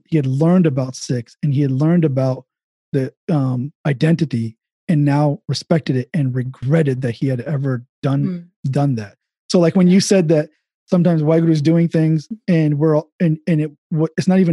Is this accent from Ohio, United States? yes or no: yes; Dayton, Ohio, United States; I grew up in Dayton